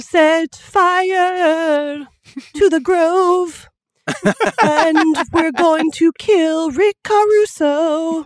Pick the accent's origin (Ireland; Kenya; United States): United States; Los Angeles, California; we're from Los Angeles